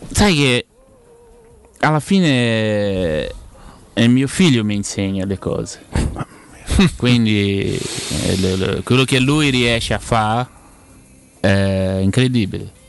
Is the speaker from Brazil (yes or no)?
yes; Ribeirão Preto, São Paulo, Brazil; also born or lived in Curitiba; now in Ribeirão Preto, Brazil; sono tornato a vivere nella mia città perché io vivevo a Coritiba, poi mi spostavo a San Paolo, adesso ho voluto tornare a Beron Preto